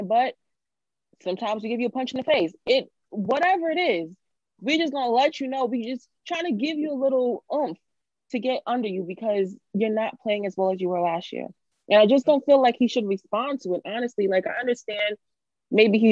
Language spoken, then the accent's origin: English; New York, United States; as a New Yorker